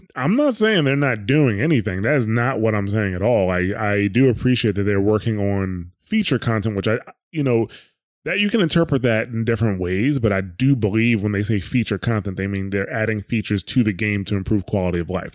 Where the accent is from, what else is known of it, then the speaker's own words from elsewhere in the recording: New Jersey, United States; I'm from New Jersey